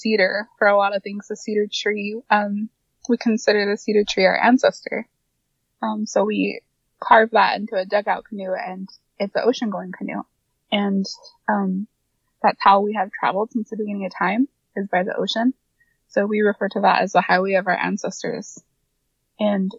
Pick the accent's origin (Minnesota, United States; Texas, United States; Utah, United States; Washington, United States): Washington, United States; Quinault Indian Nation; That's my homeland, and that's where I'm from.